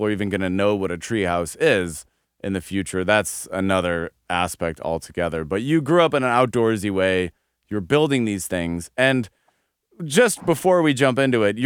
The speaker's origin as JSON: {"language": "English", "area": "a suburb of Denver", "region": "Colorado", "country": "United States", "tie": "born or raised there", "said": "I grew up in a suburb of Denver"}